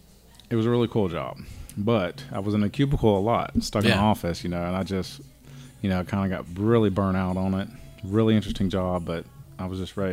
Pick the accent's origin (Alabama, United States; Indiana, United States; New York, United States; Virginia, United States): Alabama, United States; Mobile; now in Dothan, United States; I'm actually from Mobile. I was born and raised in Mobile.